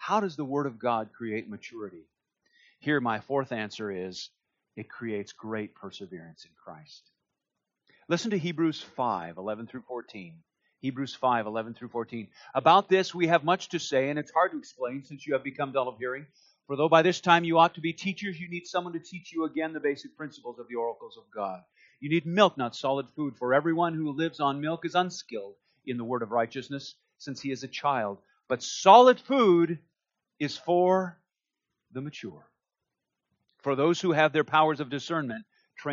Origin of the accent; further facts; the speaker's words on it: Duluth, Minnesota, United States; I grew up in Duluth, Minnesota